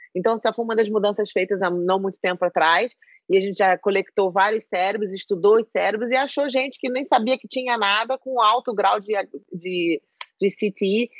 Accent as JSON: {"language": "Portuguese", "country": "Brazil", "tie": "born or raised there", "said": "No Brasil, eu cresci minha vida inteira no Brasil"}